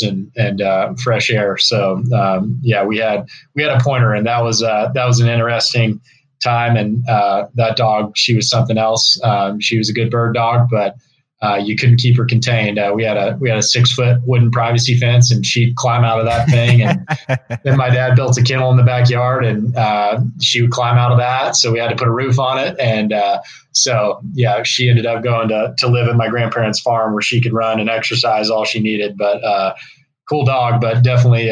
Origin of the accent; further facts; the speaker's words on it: East Texas, United States; growing up in East Texas